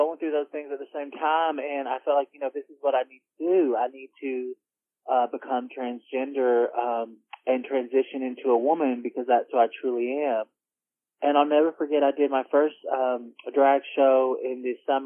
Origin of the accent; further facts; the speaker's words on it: Royston, Georgia, United States; I'm from Royston, Georgia.